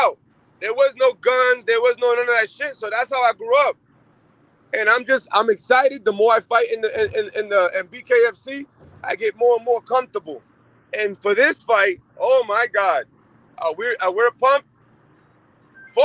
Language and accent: English; Massachusetts, United States; now in Albuquerque, United States; Massachusetts, that's my hometown.